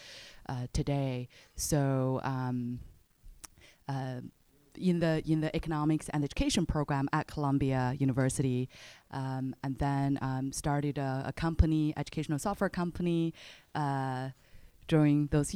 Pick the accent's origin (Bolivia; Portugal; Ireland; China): China; moved away as an adult; also born or lived in United States; I was born in China right after the Chinese economic reform, early 80s, 1983, and growing up in China, finished college